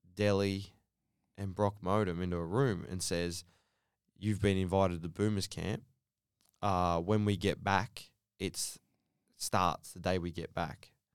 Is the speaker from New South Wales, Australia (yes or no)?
yes; Sydney, New South Wales, Australia; Sydney. So, uh, born and raised in Bankstown